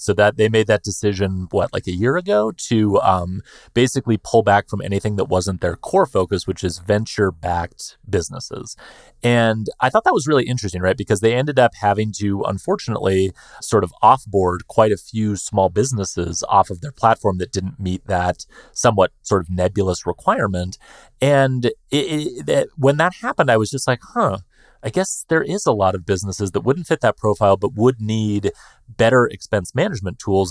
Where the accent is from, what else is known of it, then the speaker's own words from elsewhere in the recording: United States; I'm just an American guy with a less cool accent